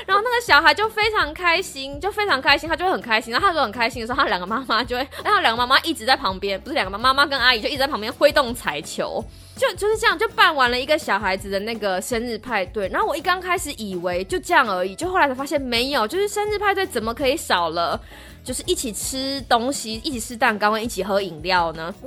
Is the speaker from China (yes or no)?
no; Taiwan; moved away as an adult; now in United States; 我从台湾来的